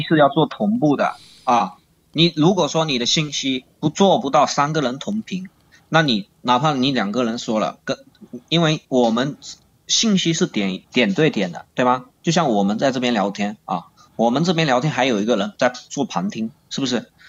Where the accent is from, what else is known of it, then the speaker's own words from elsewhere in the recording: Longyan, Fujian, China; 我是福建龙岩的